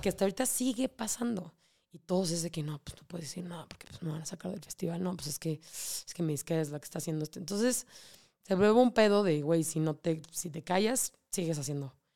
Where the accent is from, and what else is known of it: Mexico